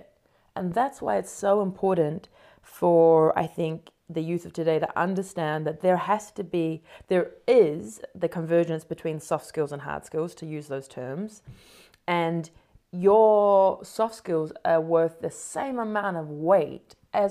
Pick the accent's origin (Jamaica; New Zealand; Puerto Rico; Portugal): New Zealand; moved away as an adult; also born or lived in Sydney, Australia / London, United Kingdom; now in United States; I was a New Zealander